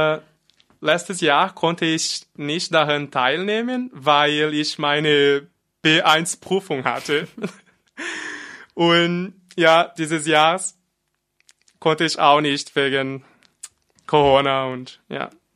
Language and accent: German; Brazil; German is a second language; moved away as an adult; now in Freiburg, Germany; ich bin in Brasilien geboren und vor fast zwei Jahren nach Deutschland gezogen.